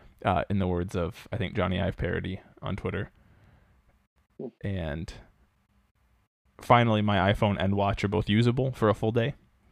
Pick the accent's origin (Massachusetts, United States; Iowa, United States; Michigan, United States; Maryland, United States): Iowa, United States; growing up in Iowa.